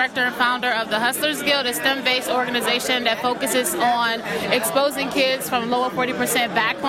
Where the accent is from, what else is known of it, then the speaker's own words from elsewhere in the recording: Oxon Hill, Maryland, United States; I'm from Oxon Hill, Maryland.